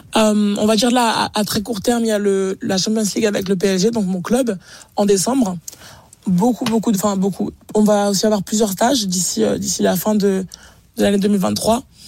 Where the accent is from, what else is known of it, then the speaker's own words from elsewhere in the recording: France; en tant que Français